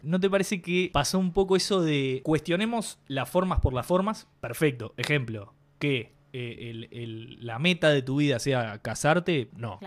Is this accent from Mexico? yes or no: no; Uruguay; Somos uruguayos